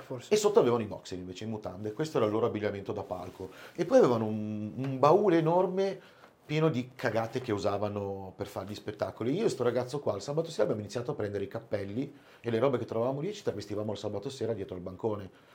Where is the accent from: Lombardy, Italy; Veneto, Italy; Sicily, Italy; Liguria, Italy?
Liguria, Italy; Albenga; now in Piedmont, Italy; sono ligure, trapiantato da un po' di anni in Piemonte